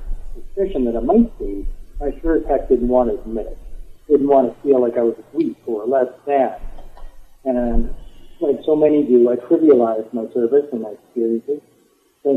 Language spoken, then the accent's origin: English; just east of Edmonton, Alberta, Canada; I am a Canadian. I'm from the province of Alberta. I'm living in southern Alberta now, but grew up just east of Edmonton